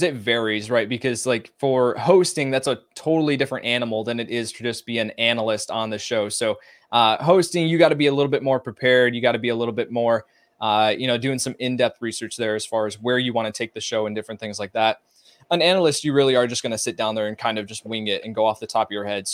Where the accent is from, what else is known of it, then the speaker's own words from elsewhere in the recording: outside Chicago, Illinois, United States; growing up outside Chicago